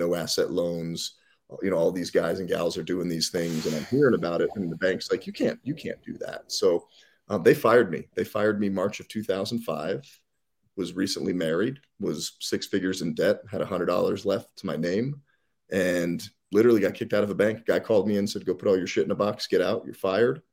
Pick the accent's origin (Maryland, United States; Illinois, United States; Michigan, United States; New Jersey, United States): New Jersey, United States; moved away; also born or lived in Colorado; We moved from Jersey to Colorado